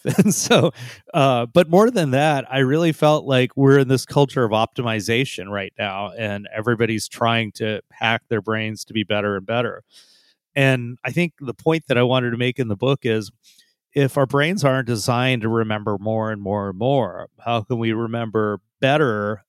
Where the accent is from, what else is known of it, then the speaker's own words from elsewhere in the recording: San Jose, California, United States; also born or lived in India; I grew up mostly in San Jose. My parents immigrated from India, and I immigrated when I was less than one year old